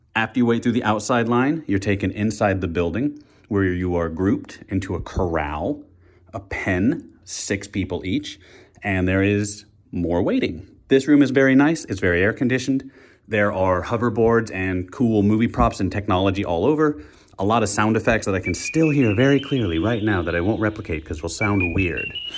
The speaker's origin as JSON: {"language": "English", "town": "Wichita", "region": "Kansas", "country": "United States", "tie": "born or raised there", "moved": "yes", "said": "I am in my hometown, my childhood hometown of Wichita, Kansas"}